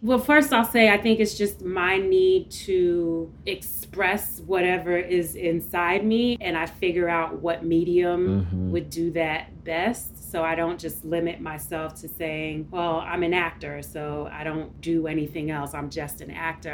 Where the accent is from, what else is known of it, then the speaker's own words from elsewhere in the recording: New York City, New York, United States; first generation of Caribbean parents growing up in East New York, Brooklyn